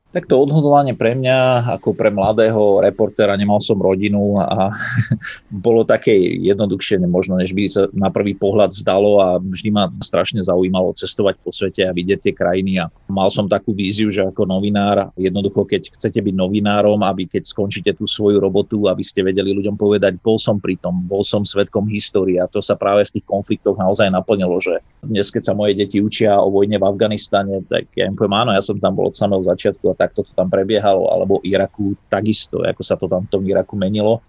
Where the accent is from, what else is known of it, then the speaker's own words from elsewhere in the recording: Slovakia; moved away as an adult; also born or lived in United States; na Slovensku, aby videli, ako som vyrastal